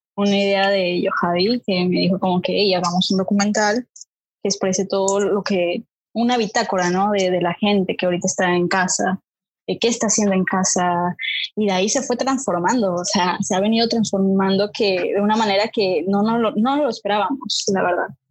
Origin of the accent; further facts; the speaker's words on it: Mexico; now in Panama; soy mexicana y pues, pues por ahora vivo en Panamá.